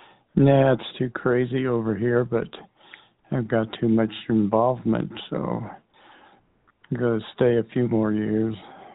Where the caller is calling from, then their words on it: San Diego, California, United States; Yeah, San Diego.